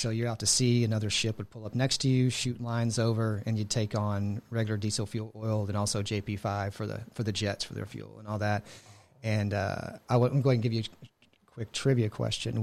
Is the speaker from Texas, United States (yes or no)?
yes; Houston, Texas, United States; moved away as an adult; also born or lived in Buffalo, Texas; now in Washington, United States; grew up in an Houston area